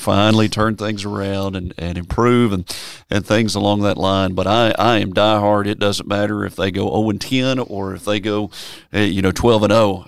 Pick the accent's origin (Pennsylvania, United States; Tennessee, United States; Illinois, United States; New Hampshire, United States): Tennessee, United States; Memphis; I was born and raised in Memphis, Tennessee